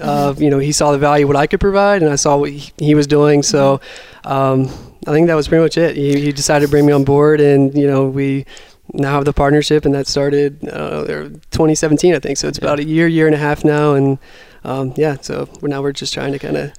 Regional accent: West Virginia, United States; also born or lived in Seattle; now in Cleveland, United States; I'm from West Virginia originally, so I wanted to be back here

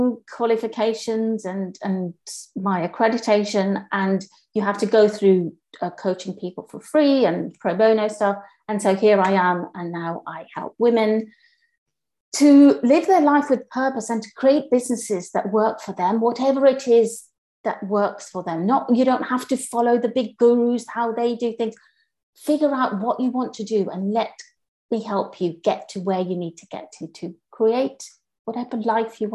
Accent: Kenya; now in United Kingdom; I grew up in Kenya

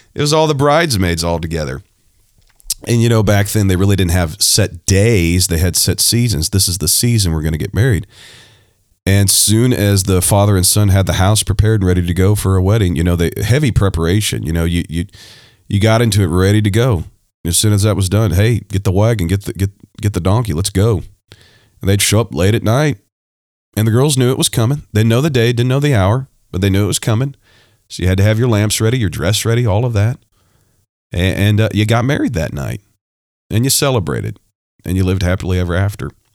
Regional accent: Ohio, United States; I was born in Ohio

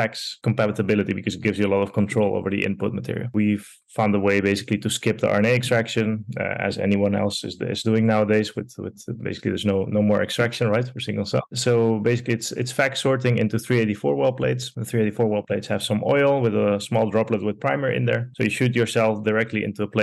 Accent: Netherlands; also born or lived in Porto Alegre, Brazil / Montevideo, Uruguay; I'm originally from Brazil, from Porto Alegre, so the southernmost capital in Brazil. And I grew up partially there and then partially in Uruguay, in Montevideo, and moved to Holland when I was almost 7 years old

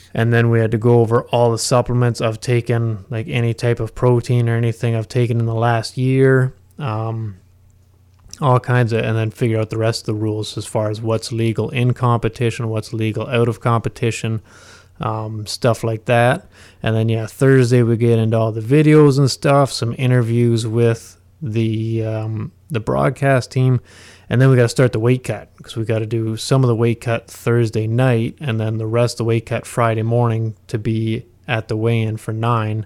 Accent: Huntsville, Ontario, Canada; I've spent my, my entire life in Huntsville

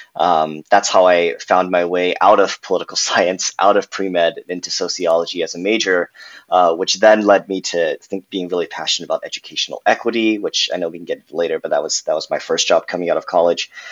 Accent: Irvine, California, United States; also born or lived in New York; I grew up in Southern California, went to college in New York, uh, and now I'm happy to be back home in California

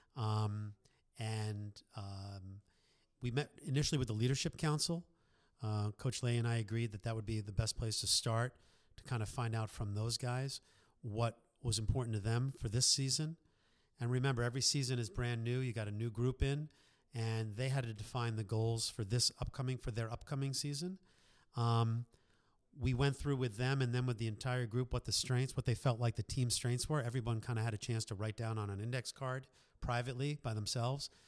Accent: New York, United States; moved away as an adult; also born or lived in Boston; now in Philadelphia, United States; born and raised in New York

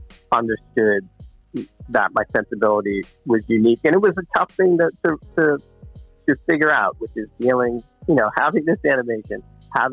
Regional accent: Boston, Massachusetts, United States; I'm from Boston.

